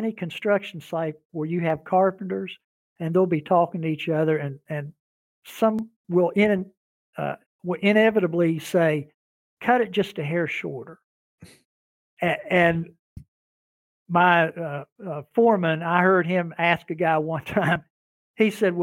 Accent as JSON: {"language": "English", "region": "West Virginia", "country": "United States", "said": "I'm from the Appalachian area. I'm from West Virginia."}